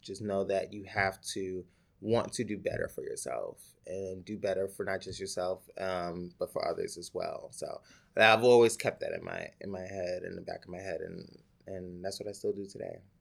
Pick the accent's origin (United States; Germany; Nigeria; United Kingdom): United States; New York City, New York; also born or lived in Upper Manhattan, New York City; technically born in New York City in this, in Manha, Upper Manhattan, and then raised in the Bronx